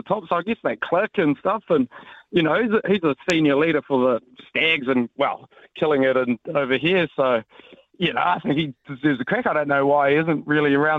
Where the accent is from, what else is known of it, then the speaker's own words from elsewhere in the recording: Hawke's Bay, New Zealand; I'm from the Hawke's Bay